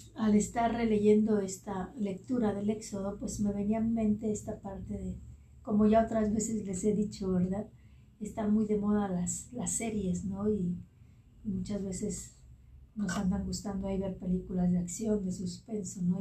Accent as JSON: {"language": "Spanish", "country": "Mexico", "said": "como decimos en México"}